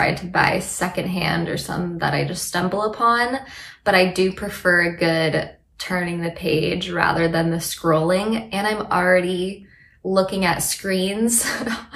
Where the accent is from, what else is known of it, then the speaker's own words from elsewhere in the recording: Tacoma, Washington, United States; moved away as an adult; also born or lived in Seattle, Washington; now in Los Angeles, United States; I'm from Tacoma, which is right outside of Seattle